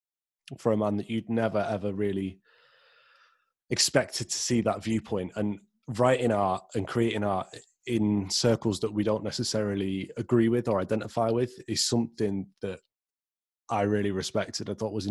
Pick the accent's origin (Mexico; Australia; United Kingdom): United Kingdom; Skegness, East Midlands; moved away as an adult; now in Manchester, United Kingdom; I grew up in Skegness and I've lived in Manchester now for 6 years.